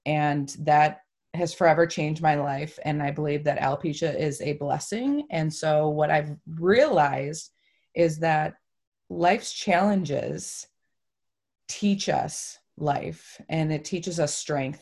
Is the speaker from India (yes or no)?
no; Toledo, Ohio, United States; also born or lived in Holland, Michigan; I am from Toledo, Ohio